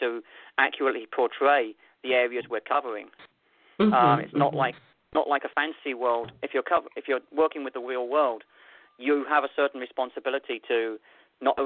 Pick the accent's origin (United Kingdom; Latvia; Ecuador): United Kingdom; London; now in Alaska, United States; I'm a city boy. I grew up in London.